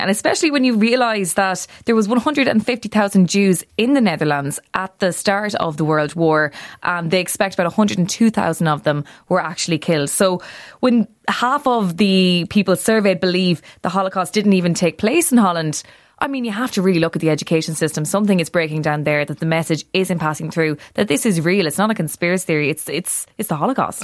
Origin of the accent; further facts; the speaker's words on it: Ireland; it's about five million people on this little island of ours